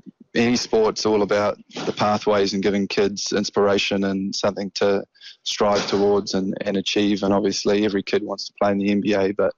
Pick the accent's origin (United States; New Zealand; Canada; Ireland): New Zealand; Auckland; I've loved representing my hometown